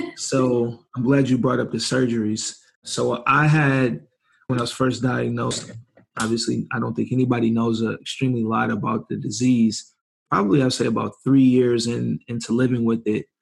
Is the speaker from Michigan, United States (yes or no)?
yes; Ypsilanti, Michigan, United States; moved away as an adult; now in San Diego, United States; from Ypsilanti, Michigan